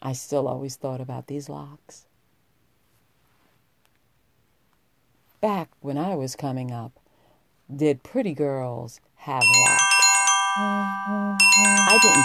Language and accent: English; New York, United States; I was a young girl, and I grew up in New York